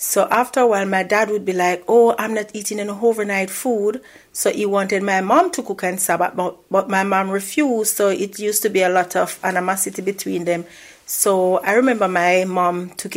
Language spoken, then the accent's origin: English; Saint Mary, Jamaica; also born or lived in Kingston, Jamaica; as a child growing up in Jamaica, I had a normal life.